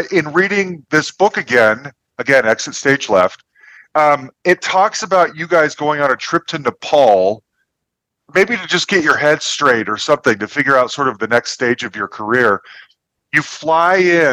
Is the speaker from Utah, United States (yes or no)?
yes; Salt Lake City, Utah, United States; I grew up in Salt Lake City, Utah, and I went to college there